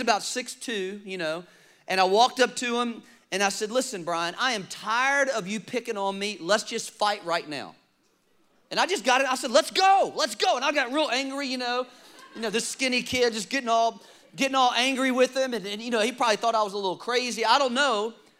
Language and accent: English; Richmond, Virginia, United States; I grew up in Richmond, Virginia. Many of you know that.